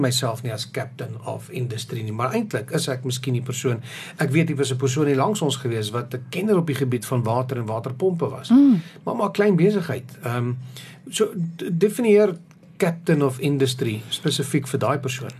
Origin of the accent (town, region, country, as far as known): South Africa